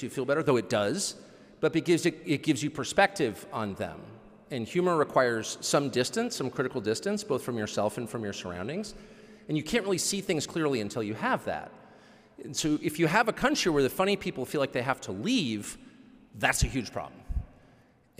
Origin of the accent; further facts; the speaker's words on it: United States; I'm the only American